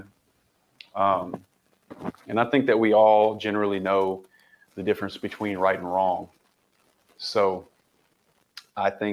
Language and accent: English; the South, United States; I grew up in the South